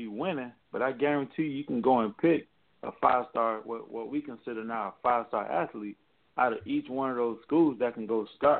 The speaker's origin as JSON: {"language": "English", "region": "South Florida", "country": "United States", "said": "I'm from South Florida."}